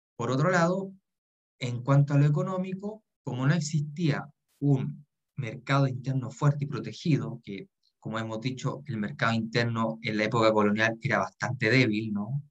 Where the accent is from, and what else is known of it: Chile